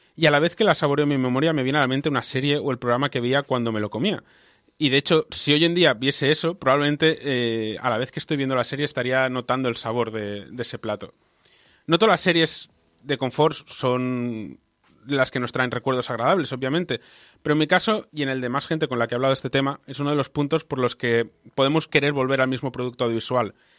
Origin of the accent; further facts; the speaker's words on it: Balearic Islands, Spain; now in Barcelona, Spain; yo me crié en las Baleares y me mudé a Barcelona y Barcelona se ha convertido en mi hogar